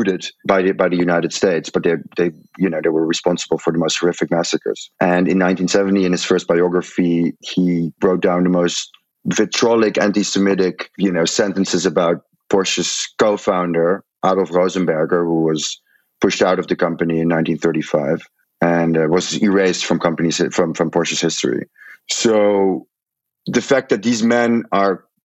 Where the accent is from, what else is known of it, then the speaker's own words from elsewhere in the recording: Netherlands; moved away as an adult; also born or lived in New York; I'm Dutch